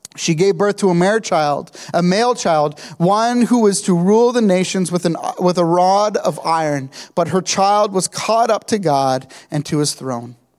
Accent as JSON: {"language": "English", "town": "Kingston", "region": "Ontario", "country": "Canada", "tie": "born or raised there", "said": "I grew up in Kingston"}